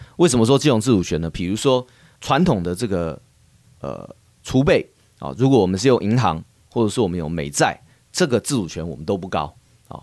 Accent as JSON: {"language": "Chinese", "country": "Taiwan", "said": "我们台湾人呢是非常喜欢这个日本的，呃，产品、服务、旅游、文化这些"}